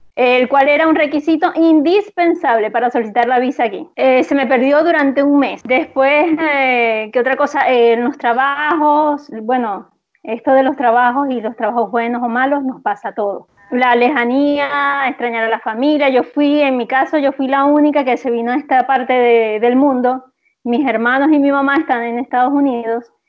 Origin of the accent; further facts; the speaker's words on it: Venezuela; moved away as an adult; now in Santiago, Chile; en Venezuela, antes de venirme, tenía varios, varios años de haber emprendido